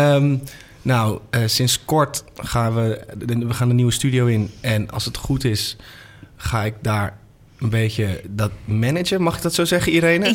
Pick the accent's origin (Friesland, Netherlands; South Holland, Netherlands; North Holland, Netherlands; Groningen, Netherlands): North Holland, Netherlands; Amsterdam; Ik ben geboren in Amsterdam, opgegroeid